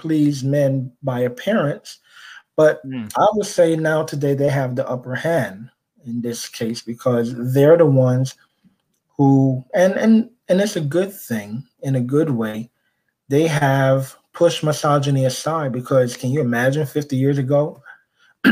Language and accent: English; New York City, New York, United States; accent: Caribbean; moved away as an adult; also born or lived in Barbados (ancestry); now in New Jersey, United States; born and raised in Brooklyn, New York. I'm a first generation American of two Barbadian parents and of Barbadian heritage